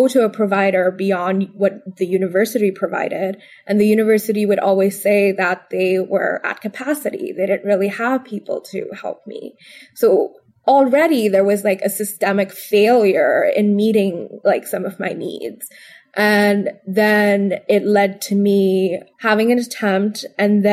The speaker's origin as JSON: {"language": "English", "town": "Bangalore", "region": "Karnataka", "country": "India", "tie": "born or raised there", "moved": "as an adult", "lives_now": "Washington, D.C., United States", "said": "I grew up predominantly in Bangalore, and then moving here to Washington, D.C. was a completely new time for me"}